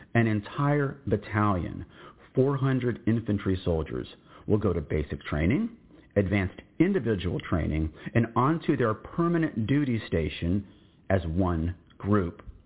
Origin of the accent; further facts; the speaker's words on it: Austin, Texas, United States; in Austin, Texas in 1967